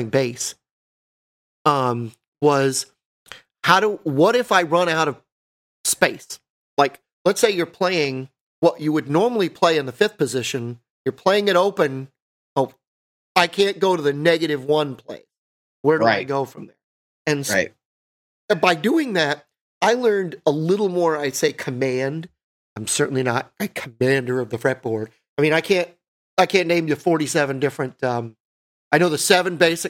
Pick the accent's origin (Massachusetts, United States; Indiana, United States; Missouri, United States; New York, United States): New York, United States; I'm from New York